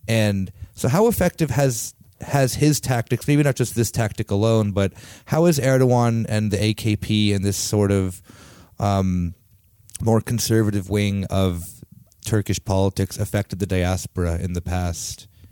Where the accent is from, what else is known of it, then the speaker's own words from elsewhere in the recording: United States; also born or lived in Italy / Greece; I'm second generation American